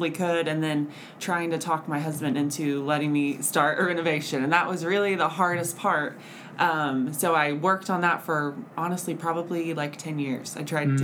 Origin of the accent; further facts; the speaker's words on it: Oklahoma City, Oklahoma, United States; moved away as an adult; I'm from Oklahoma City, and I remember being a little girl. My mom was a real estate agent, and she would take me around to all of her showings